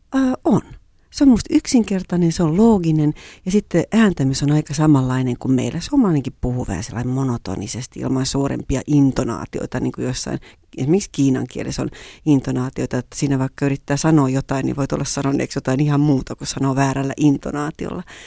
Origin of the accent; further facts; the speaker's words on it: Kuusankoski, Kymenlaakso, Finland; moved away as an adult; also born or lived in Japan; Kuusankoskesta, josta mä halusin tarpeeksi kauas siinä vaiheessa, missä mä olin kotoisin